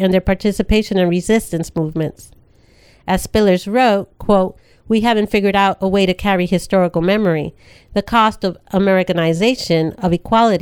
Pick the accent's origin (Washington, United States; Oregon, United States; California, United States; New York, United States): New York, United States; New York City; a Latinx woman born and raised in the Bronx in the 70s and 80s